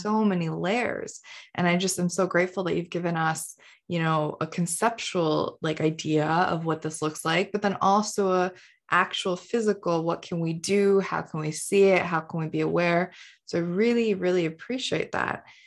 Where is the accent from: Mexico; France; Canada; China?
Canada; also born or lived in India; I moved to Canada when I was five from India.